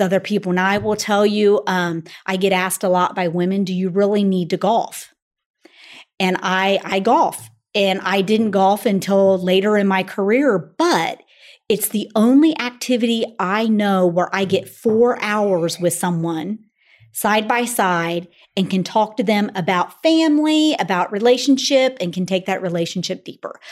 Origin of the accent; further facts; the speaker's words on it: Springfield, Ohio, United States; I grew up in Springfield, Ohio